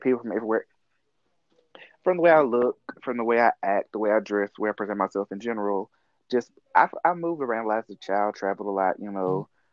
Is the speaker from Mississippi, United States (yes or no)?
yes; Mississippi, United States; I grew up in the South in Mississippi, and I was like the only open kid in high school